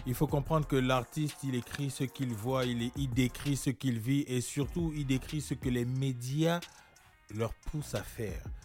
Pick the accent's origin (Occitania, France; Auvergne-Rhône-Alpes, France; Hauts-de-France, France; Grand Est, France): Hauts-de-France, France; Amiens; also born or lived in Gabon / Brest; j'ai grandi à Amiens, euh, en Picardie